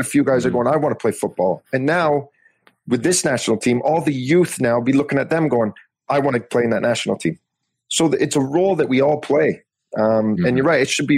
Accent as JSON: {"language": "English", "country": "Canada", "said": "It was such a proud moment being a Canadian."}